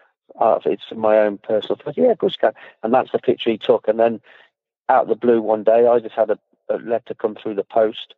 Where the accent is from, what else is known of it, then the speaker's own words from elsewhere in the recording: Leamington Spa, West Midlands, United Kingdom; my hometown, Leamington Spa